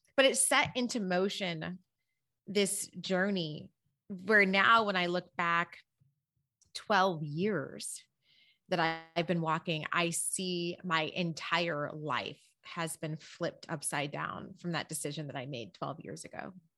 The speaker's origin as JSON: {"language": "English", "town": "Berrien Springs", "region": "Michigan", "country": "United States", "tie": "born or raised there", "moved": "yes", "said": "I grew up in, um, Berrien Springs, Michigan"}